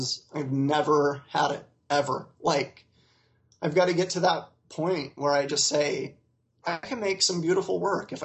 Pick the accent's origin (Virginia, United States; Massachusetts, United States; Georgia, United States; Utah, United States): Utah, United States; I grew up in Utah County, Utah